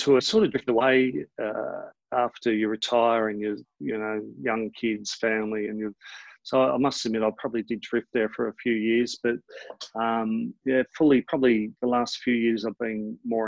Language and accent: English; Keysborough, Victoria, Australia; I grew up in Keysborough